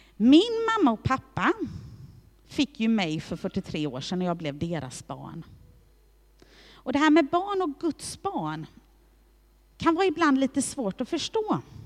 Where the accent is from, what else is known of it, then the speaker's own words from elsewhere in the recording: Hässleholm, Skåne, Sweden; jag är född i Hässleholm och att jag är svensk medborgare